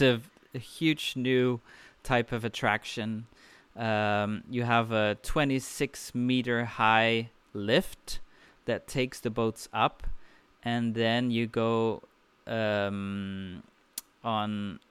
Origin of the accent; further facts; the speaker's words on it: Belgium; Belgium, my home country.